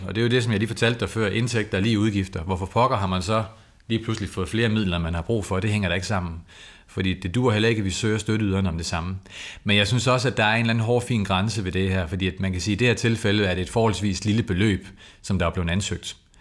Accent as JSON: {"language": "Danish", "town": "Copenhagen", "region": "Capital Region of Denmark", "country": "Denmark", "said": "jeg kommer selv fra Valby."}